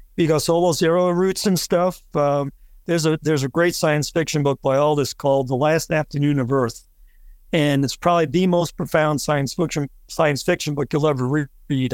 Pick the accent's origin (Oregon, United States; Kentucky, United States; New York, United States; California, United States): New York, United States; New York City; now in Florida, United States; I grew up in New York City